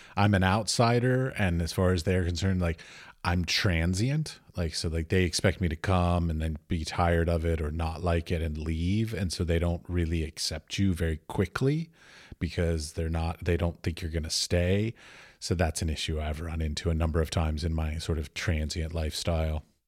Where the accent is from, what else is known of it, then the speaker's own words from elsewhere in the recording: United States; moved away as an adult; now in Europe; I was raised in America and I moved away